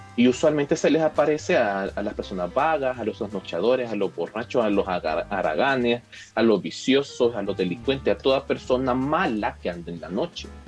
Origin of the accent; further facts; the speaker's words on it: El Salvador; aquí como salvadoreños